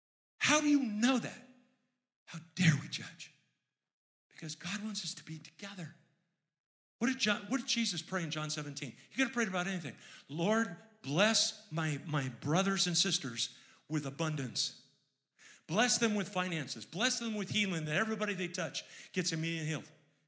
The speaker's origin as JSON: {"language": "English", "town": "Baltimore", "region": "Maryland", "country": "United States", "said": "I'm from Baltimore. And in Baltimore, we don't have those kind of people."}